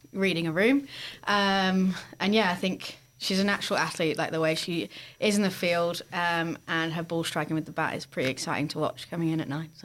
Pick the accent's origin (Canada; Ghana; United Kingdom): United Kingdom; England; Yeah, because my parents were from the north of England, and but I grew up in the south, and there's two very different accents.